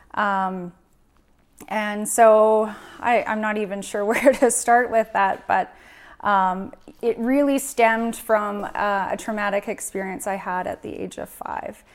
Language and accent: English; Prince George, British Columbia, Canada; born and raised in Prince George, I grew up here my whole life.